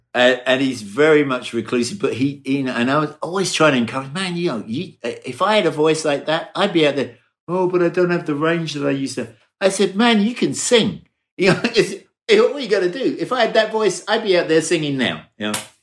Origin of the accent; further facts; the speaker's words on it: Brighton, South East England, United Kingdom; moved away; in Brighton, in my hometown in England